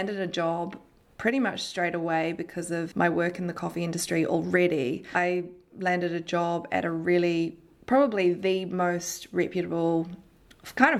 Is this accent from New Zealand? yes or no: yes; New Zealand; moved away as an adult; also born or lived in Melbourne, Australia / London, United Kingdom; I was born and raised in New Zealand